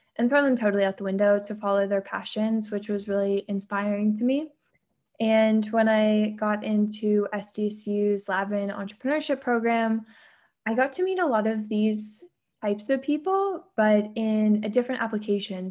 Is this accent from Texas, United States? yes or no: no; San Diego, California, United States; I grew up in San Diego